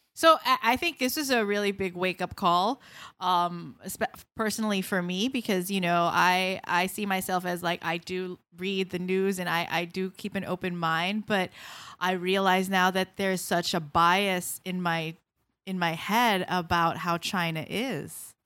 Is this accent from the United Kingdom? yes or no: no; Philippines; also born or lived in United States; I was in the Philippines, or I came from the Philippines